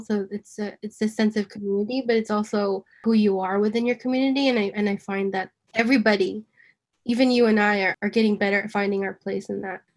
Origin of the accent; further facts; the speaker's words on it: New York, United States; I'm born and raised in New York